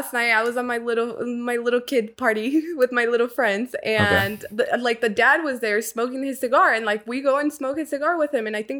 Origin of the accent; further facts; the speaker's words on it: San Diego, California, United States; also born or lived in Nayarit, Mexico; I grew up in San Diego